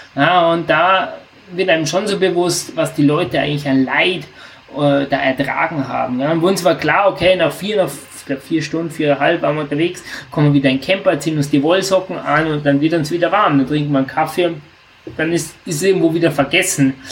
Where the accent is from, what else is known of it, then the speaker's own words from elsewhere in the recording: near the Austrian border, Southern Germany, Germany; also ich komme ganz aus dem Süden unserer Republik, also ich wohne wirklich äh, 200 Meter von der österreichischen Grenze entfernt